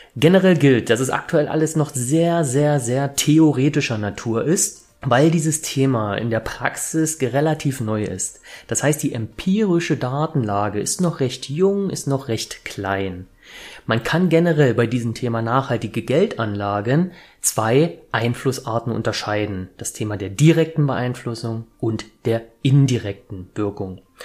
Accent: Leipzig, Saxony, Germany; ich komme aus Leipzig

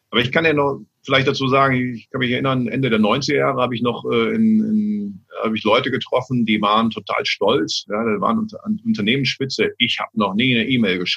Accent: Cologne, North Rhine-Westphalia, Germany; Also ich bin ja als Kölner, vergleiche ich ja auch immer diese, diese, diese Welt äh, mit, Karneval.

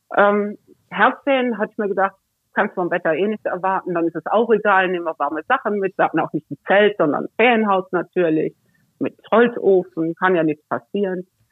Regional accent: Cologne area, North Rhine-Westphalia, Germany; moved away; also born or lived in Northern Germany; ich komme aus dem, aus dem Kölner Raum

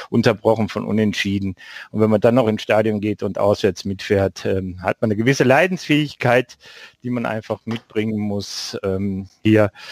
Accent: Duisburg, North Rhine-Westphalia, Germany; seit 49 Jahren jetzt zu meinem Heimatverein in meiner Heimatstadt Duisburg, dem MSV Duisburg

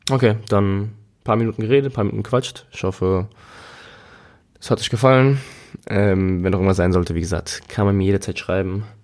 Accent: Germany; Und ich meine, hier als Deutsche, glaube ich, geht's noch.

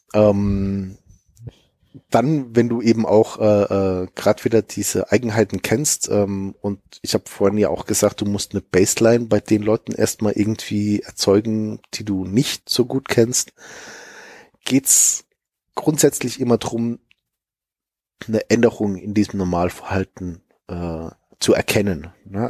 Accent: Germany; wir als Deutsche

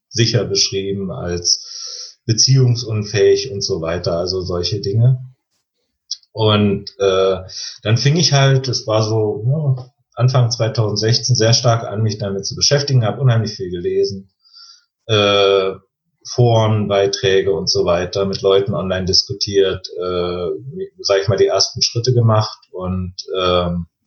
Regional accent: East Germany, Germany; das hat ein bisschen mit den Umständen zu tun, ich bin im Osten groß geworden und so weiter

